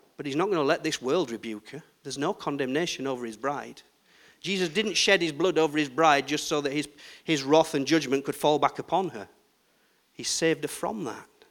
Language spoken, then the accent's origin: English; Yorkshire and the Humber, United Kingdom; I'm from Yorkshire